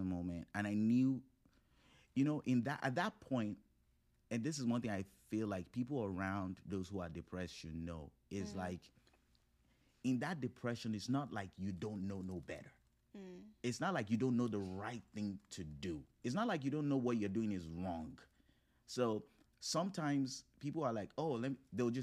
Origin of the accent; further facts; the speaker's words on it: Nigeria; moved away; also born or lived in Morgantown, West Virginia, United States; growing up with African roots, growing up in Nigeria, not just being Nigerian, but, like, really growing up in Nigeria